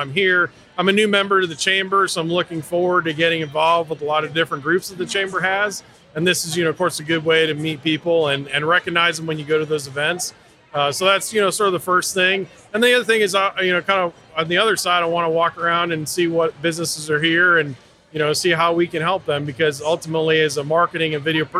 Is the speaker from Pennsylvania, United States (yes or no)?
no; Massachusetts, United States; moved away; I grew up in Massachusetts